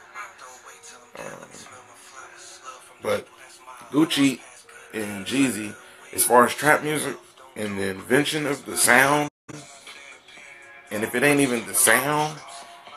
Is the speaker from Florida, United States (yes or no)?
no; Topeka, Kansas, United States; now in Missouri, United States; I'm from Topeka, Kansas. I'm out in Missouri somewhere now